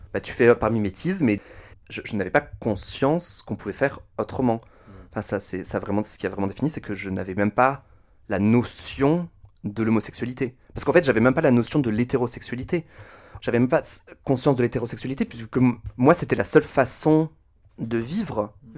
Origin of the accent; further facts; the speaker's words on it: Toulouse, Occitania, France; je suis né à Toulouse, dans le magnifique département de la Haute-Garonne, dans la région Midi-Pyrénées